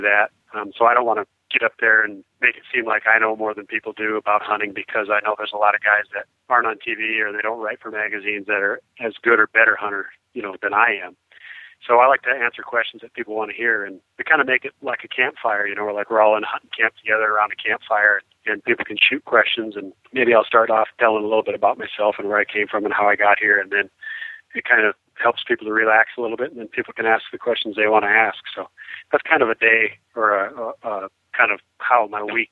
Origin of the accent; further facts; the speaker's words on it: South Dakota, United States; also born or lived in Georgia; I'm from South Dakota, but I've got a cabin in Georgia that I spend quite a bit of time at.